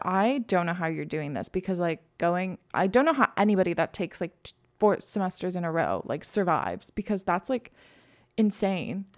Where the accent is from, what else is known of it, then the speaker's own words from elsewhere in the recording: Quebec, Canada; moved away; I'm, like, fluent 'cause I grew up in Quebec